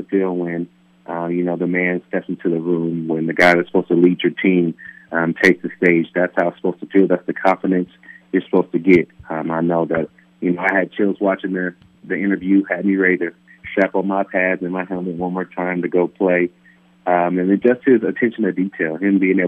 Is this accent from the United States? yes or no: yes; Palmdale, California, United States; building homes back in my hometown of Palmdale, California.